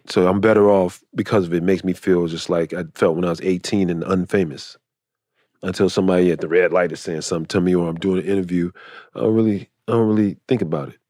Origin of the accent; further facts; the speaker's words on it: Chicago, Illinois, United States; moved away; I'm from Chicago.